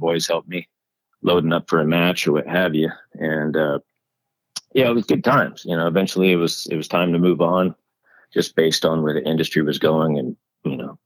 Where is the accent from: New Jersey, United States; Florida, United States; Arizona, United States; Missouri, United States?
New Jersey, United States; moved away as an adult; also born or lived in California; Originally born and raised in New Jersey. Then later in life, once I was an adult, moved out west to California